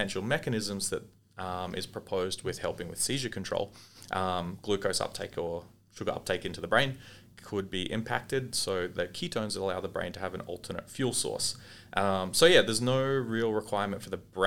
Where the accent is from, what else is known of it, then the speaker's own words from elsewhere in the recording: Australia; As Australian dietitians